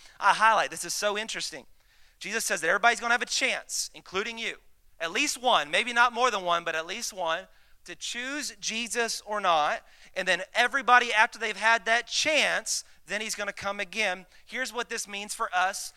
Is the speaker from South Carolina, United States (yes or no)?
no; Dallas, Texas, United States; I'm from Dallas